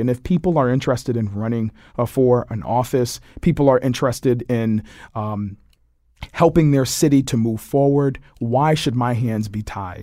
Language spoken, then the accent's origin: English; Hartford, Connecticut, United States; the old department that I grew up in on Barber Street